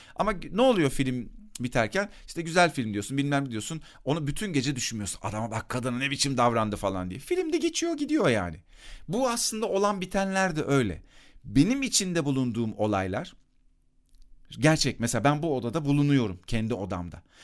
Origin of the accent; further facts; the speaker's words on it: Akyazı, Sakarya, Turkey; küçükken benim bulunduğum mahallede Akyazı'da